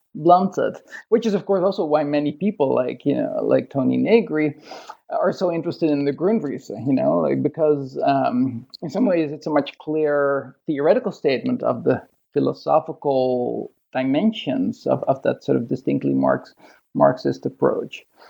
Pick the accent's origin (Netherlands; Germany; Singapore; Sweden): Netherlands; moved away as an adult; also born or lived in Toronto, Canada; now in Sydney, Australia; from Holland. I grew up in Holland